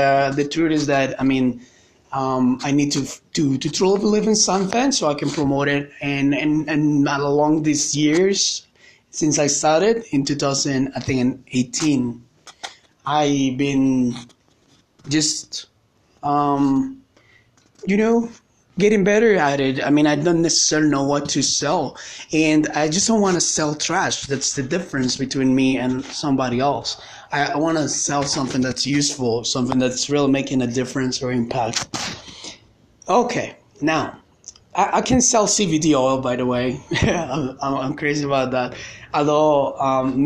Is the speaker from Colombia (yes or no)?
yes; Colombia; English is a second language; I'm from Colombia, South America